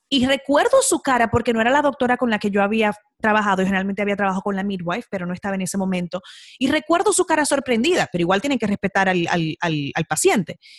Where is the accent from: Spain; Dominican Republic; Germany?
Dominican Republic; Nosotras somos ambas de República Dominicana